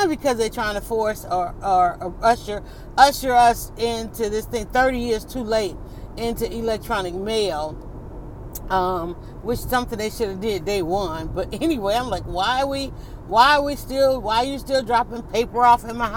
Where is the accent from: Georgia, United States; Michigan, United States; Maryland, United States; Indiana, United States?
Georgia, United States; Atlanta; I'm from Atlanta, so I know the back roads